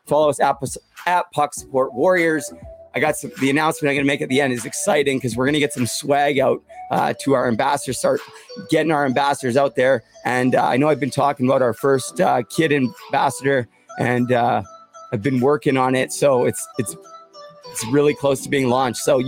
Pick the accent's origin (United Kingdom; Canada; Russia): Canada; Port Coquitlam, British Columbia; When I was 8 years old in my hometown of Port Coquitlam, we got our very own indoor hockey training center